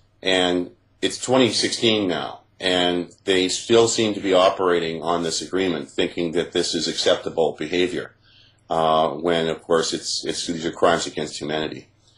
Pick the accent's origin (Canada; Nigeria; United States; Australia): Canada; Toronto, Ontario; I'm a Canadian, born in Toronto to American parents.